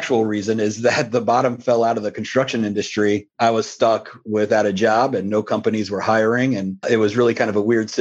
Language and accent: English; Columbus, Ohio, United States; also born or lived in Cleveland, Ohio; We moved down here when I was pretty young from Cleveland